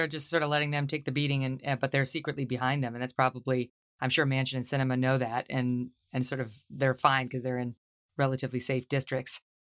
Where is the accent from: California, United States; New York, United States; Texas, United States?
New York, United States; you're actually working with a senator from my home state, New York, Kirsten Gillibrand